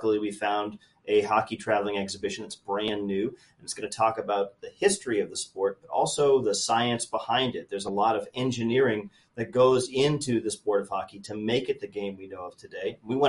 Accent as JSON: {"language": "English", "region": "Iowa", "country": "United States", "lives_now": "St. Louis, United States", "said": "So I've lived in St. Louis about 5 years, and I come from Iowa before that, where we don't have any professional teams."}